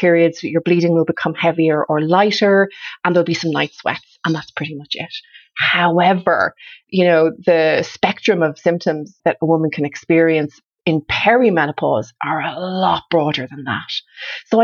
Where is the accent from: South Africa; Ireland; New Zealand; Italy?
Ireland; moved away; also born or lived in Canada; I grew up in Ireland. I grew up in Ireland in the 70s and 80s